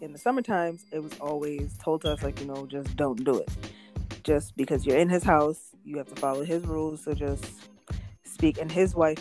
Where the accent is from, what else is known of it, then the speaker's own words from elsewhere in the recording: New York, United States; accent: New York; I think I have like a New York accent